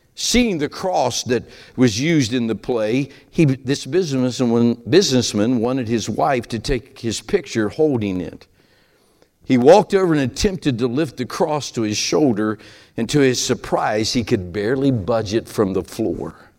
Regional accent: Appalachia, United States; accent: hillbilly; that's my hillbilly accent

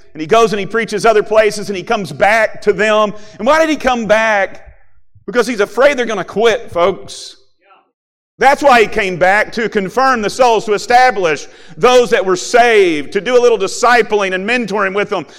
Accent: Kentucky, United States; moved away as an adult; now in Ohio, United States; I grew up in Kentucky

